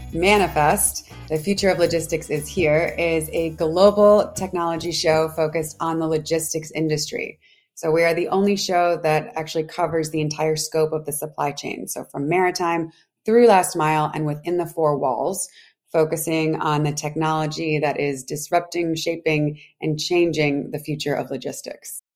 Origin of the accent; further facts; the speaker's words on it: Providence, Rhode Island, United States; moved away as an adult; also born or lived in Washington, District of Columbia, United States / New York; I'm from Providence, Rhode Island. So originally Rhodey